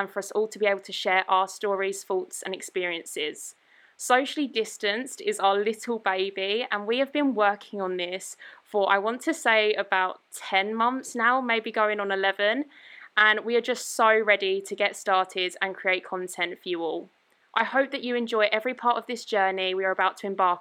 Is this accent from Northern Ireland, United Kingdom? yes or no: no; Essex, East of England, United Kingdom; I'm from Essex